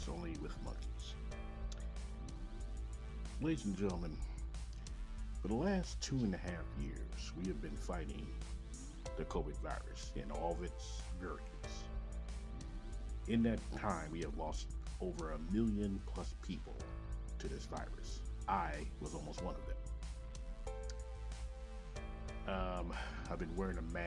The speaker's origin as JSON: {"language": "English", "town": "Kansas City", "region": "Missouri", "country": "United States", "tie": "born or raised there", "said": "Coming live in direct Kansas City, Missouri, my hometown."}